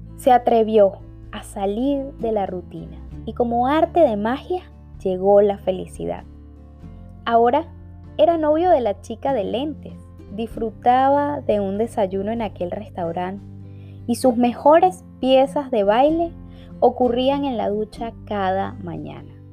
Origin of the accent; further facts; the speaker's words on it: Venezuela; now in Spain; soy una venezolana viviendo en España